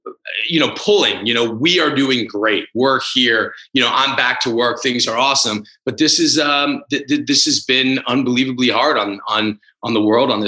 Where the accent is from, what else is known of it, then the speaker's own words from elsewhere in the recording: Washington, District of Columbia, United States; growing up in Washington, especially at the time that I did, I wouldn't change it for the world.